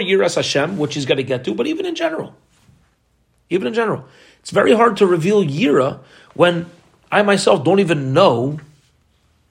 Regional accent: United States; as an American kid

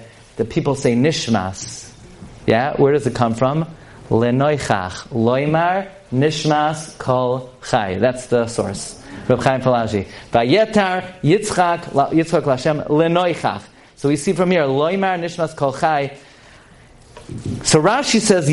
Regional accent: United States; I'm an American boy

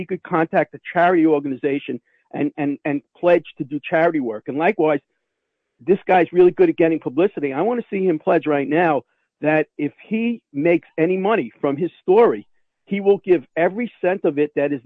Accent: New York, United States; I'm a New Yorker

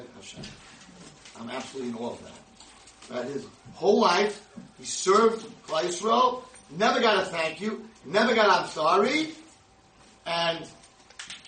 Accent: United States; I'm the American rabbi

